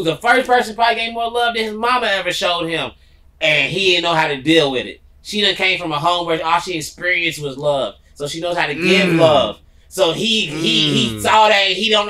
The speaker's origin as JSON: {"language": "English", "region": "Kentucky", "country": "United States", "tie": "born or raised there", "said": "we growing up in Kentucky"}